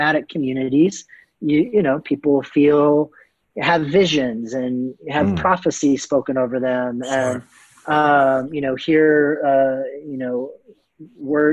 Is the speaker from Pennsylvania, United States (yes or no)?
no; Canton, Ohio, United States; I grew up in Canton, Ohio